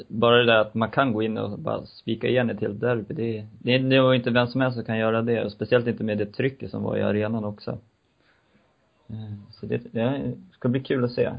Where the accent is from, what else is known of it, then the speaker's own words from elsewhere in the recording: Uppsala, Uppsala County, Sweden; min kära hemmastad Uppsala